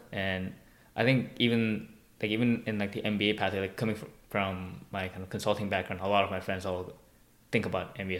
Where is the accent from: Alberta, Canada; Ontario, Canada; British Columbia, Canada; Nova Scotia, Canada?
British Columbia, Canada; Vancouver; I grew up in Vancouver